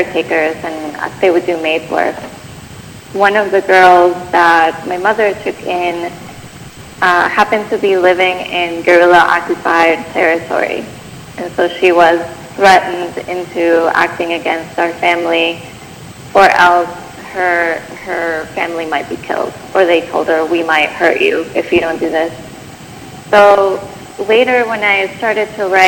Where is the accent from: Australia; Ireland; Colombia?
Colombia; Bogotá; now in Bay Area, United States; I grew up in Bogota, Colombia